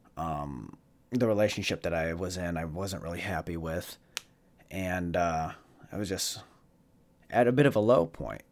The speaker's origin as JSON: {"language": "English", "town": "Jackson", "region": "Michigan", "country": "United States", "tie": "born or raised there", "said": "in Jackson, uh, in Jackson, my hometown"}